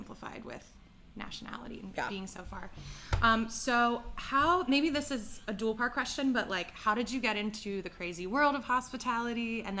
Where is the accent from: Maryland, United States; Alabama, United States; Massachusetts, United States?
Maryland, United States; Baltimore; born in Baltimore, grew up in Baltimore, live in Baltimore.